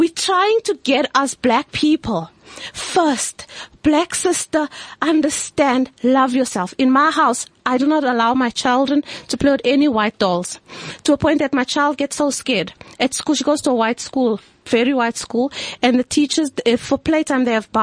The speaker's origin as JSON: {"language": "English", "country": "South Africa", "said": "I am a South African that is truly mixed"}